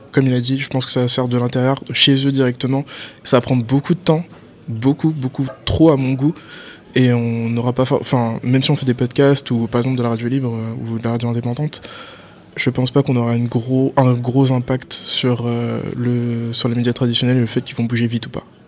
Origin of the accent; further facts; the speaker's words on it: France; j'ai dit que j'étais français